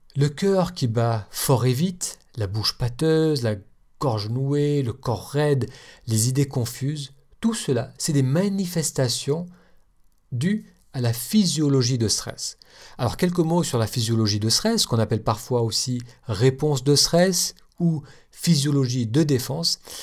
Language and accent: French; France; accent: French; moved away; mon accent français